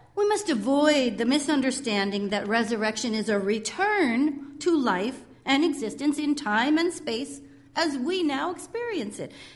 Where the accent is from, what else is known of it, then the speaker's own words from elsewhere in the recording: California, United States; moved away; In my California days, some of you know I'm from California